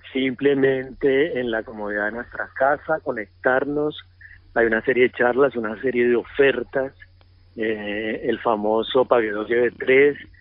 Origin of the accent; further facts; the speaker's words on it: Bucaramanga, Santander, Colombia; moved away as an adult; also born or lived in Chile; yo soy un colombiano normal, nací en Bucaramanga